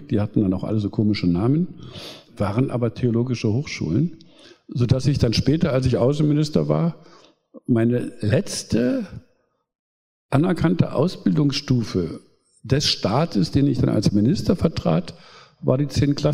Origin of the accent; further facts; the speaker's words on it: Germany; Ich bin also in der DDR aufgewachsen.